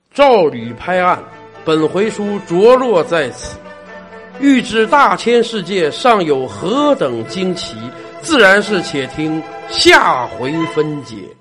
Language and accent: Chinese; China; 我们中国人